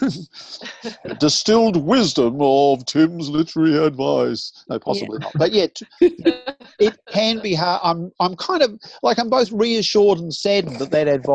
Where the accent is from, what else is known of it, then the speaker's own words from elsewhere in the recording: Southland, New Zealand; moved away; I grew up partly in Southland.